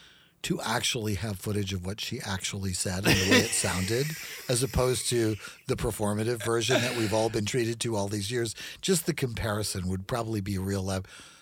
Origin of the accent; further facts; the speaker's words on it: Louisiana, United States; We're from Louisiana